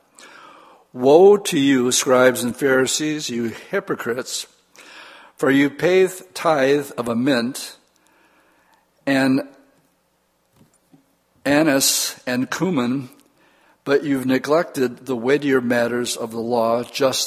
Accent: United States

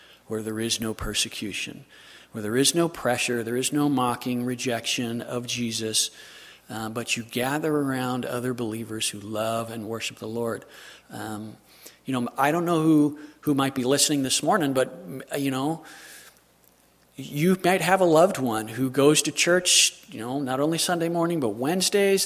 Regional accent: Southern California, United States; I'm from Southern California

